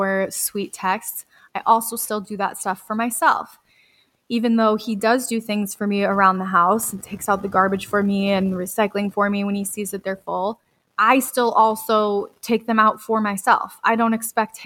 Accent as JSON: {"language": "English", "town": "Red Wing", "region": "Minnesota", "country": "United States", "tie": "born or raised there", "said": "I got the job in my hometown to be close to my grandpa"}